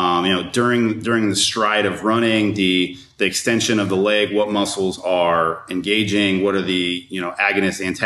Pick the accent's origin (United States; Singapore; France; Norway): United States; Costa Mesa, California; I grew up in Costa Mesa, California